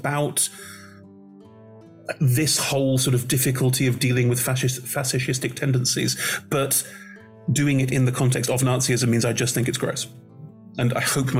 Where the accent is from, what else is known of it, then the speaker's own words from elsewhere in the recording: Germany; I'm German. I was born and raised in Germany.